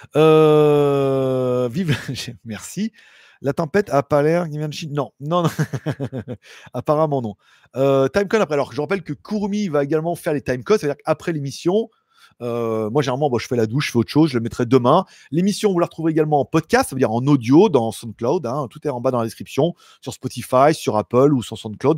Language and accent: French; France; Je suis français